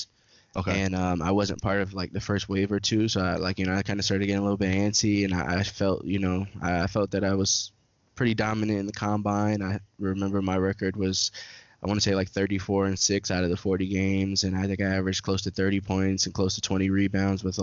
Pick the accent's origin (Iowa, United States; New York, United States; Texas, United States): New York, United States; New York City; moved away as an adult; now in Tampa, United States; I'm originally from New York City, Brooklyn, New York. I lived there for about 18 years or so. Once I graduated high school, I moved down to Florida and been in the Tampa area ever since